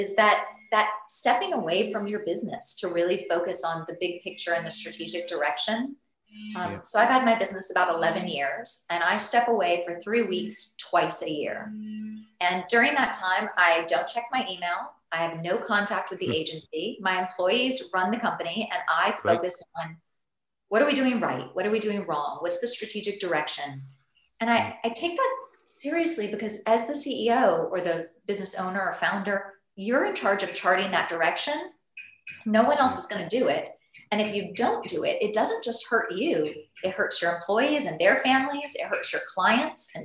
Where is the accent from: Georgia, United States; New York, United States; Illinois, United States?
Georgia, United States; Atlanta; now in San Diego, United States; I live in San Diego, but I'm from Atlanta, Georgia.